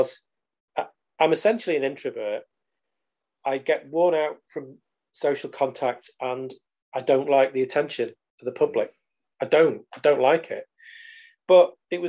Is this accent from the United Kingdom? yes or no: yes; United Kingdom